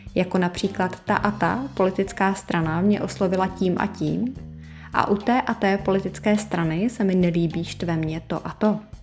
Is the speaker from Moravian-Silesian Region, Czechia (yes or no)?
no; Prague, Czechia; jsem z Prahy